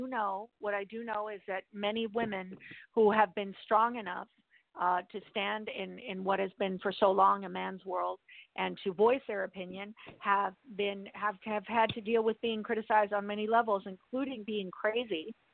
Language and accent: English; Mexico; born there; I was born in Mexico, and a lot of people call me white.